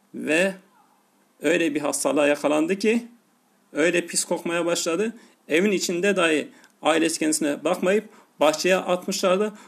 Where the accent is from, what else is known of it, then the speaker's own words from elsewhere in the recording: Tarsus, Mersin, Turkey; Yarı memleketim olan Tarsus'ta